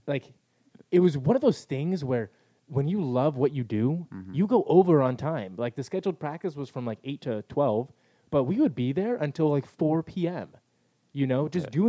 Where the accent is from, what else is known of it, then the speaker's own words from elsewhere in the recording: El Cajon, California, United States; I grew up in El Cajon where everything was sort of local